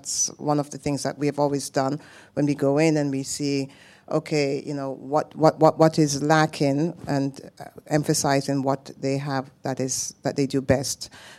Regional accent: Jamaica; I'm Jamaican. So my husband is Norwegian.

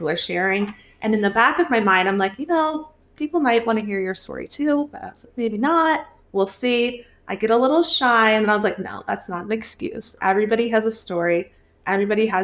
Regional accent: Fort Myers, Florida, United States; also born or lived in Atlanta, Georgia; now in Pittsburgh, United States; I am originally from Fort Myers area, Pine Island, Florida. I was born in Atlanta, Georgia, and I moved here in 2009

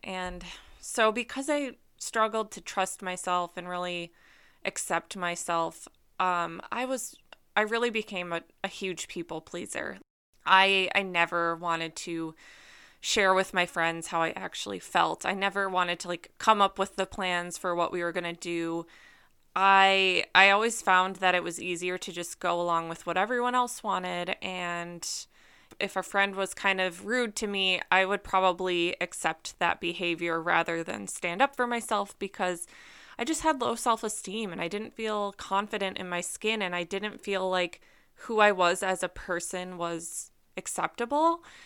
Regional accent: Minnesota, United States; also born or lived in Wisconsin; I grew up in Minnesota.

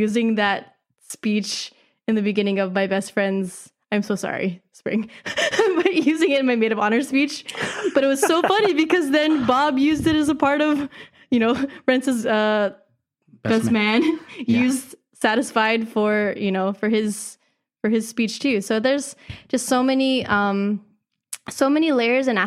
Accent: Philippines; as a Filipina

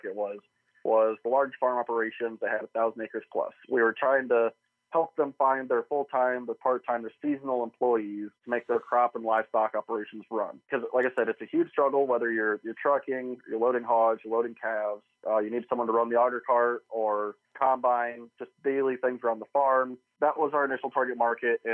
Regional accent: Eastern Iowa, United States; I live in Eastern Iowa. I grew up here in Eastern Iowa

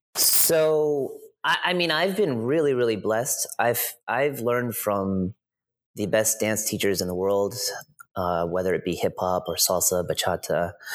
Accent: East Coast, United States; moved away; I grew up on the East Coast.

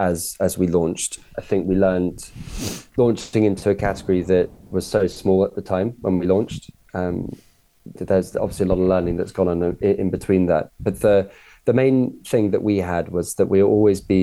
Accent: Cornwall, South West England, United Kingdom; And I grew up in Cornwall

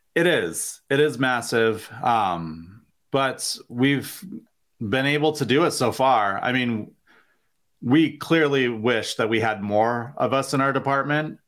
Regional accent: Vermont, United States; moved away as an adult; now in Springfield, United States; I was born and raised in Vermont

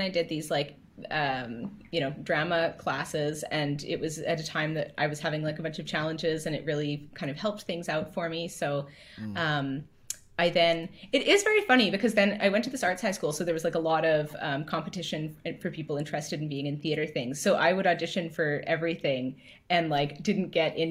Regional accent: Alberta, Canada; moved away as an adult; now in Halifax, Canada; growing up in Alberta, everything was really spread out

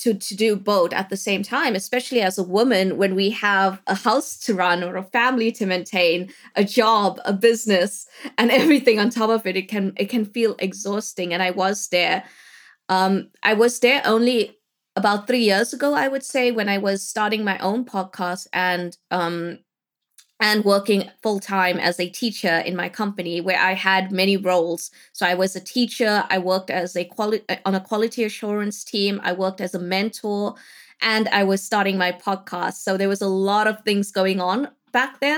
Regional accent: South Africa; moved away as an adult; now in England, United Kingdom; I am South African, born and bred in South Africa, living in England right now

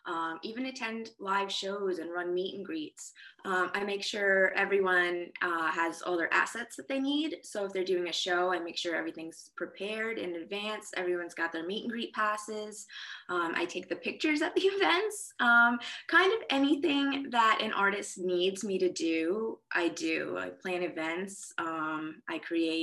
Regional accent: New York, United States; moved away as an adult; now in Nashville, United States; I'm originally from New York, born and raised

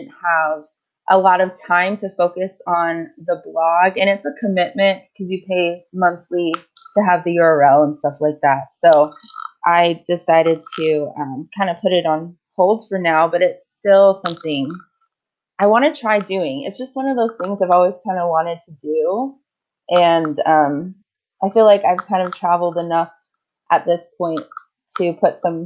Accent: Maryland, United States; moved away as an adult; also born or lived in Idaho; now in Australia; I grew up in Maryland

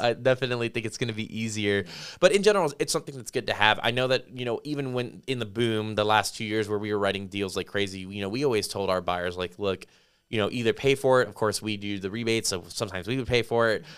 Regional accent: Las Vegas, Nevada, United States; now in New Braunfels, United States; I grew up in Las Vegas

